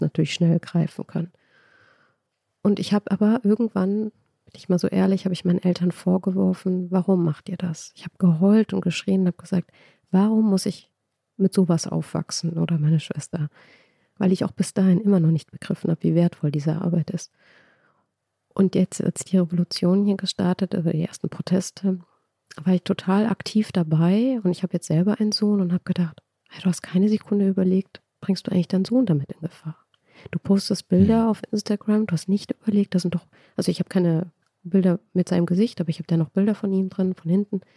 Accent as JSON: {"language": "German", "country": "Germany", "tie": "born or raised there", "also_born_or_lived": "Iran", "said": "Also ich bin in Deutschland aufgewachsen"}